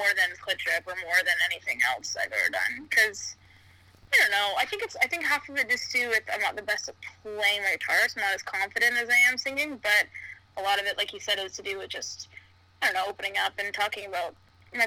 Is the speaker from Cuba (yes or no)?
no; Toronto, Ontario, Canada; moved away as an adult; now in United Kingdom; Toronto, I grew up in Toronto